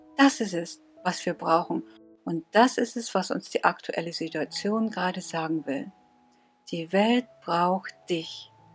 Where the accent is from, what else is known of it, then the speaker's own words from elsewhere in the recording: Northern Germany, Germany; ich komme aus Norddeutschland.